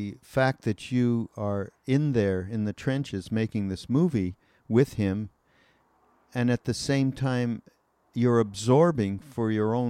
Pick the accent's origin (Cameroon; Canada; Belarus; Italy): Canada; I'm from Canada.